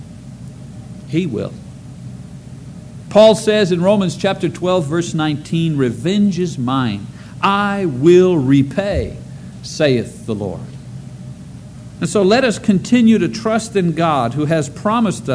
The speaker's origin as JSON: {"language": "English", "country": "Canada", "moved": "yes", "lives_now": "United States", "said": "being a Canadian citizen"}